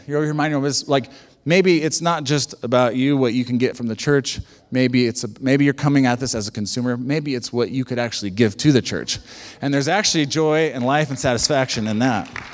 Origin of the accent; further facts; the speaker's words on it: United States; we're very American